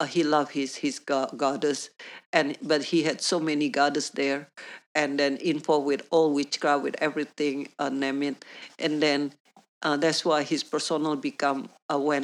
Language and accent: English; Indonesia; English is a second language; moved away as an adult; also born or lived in New Zealand; now in Perth, Australia; because we have a Chinese background, I grew up in Indonesia